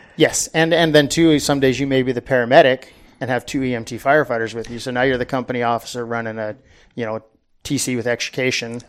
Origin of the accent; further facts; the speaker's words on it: Southern California, United States; I grew up in Southern California. Um, pretty much was there my whole life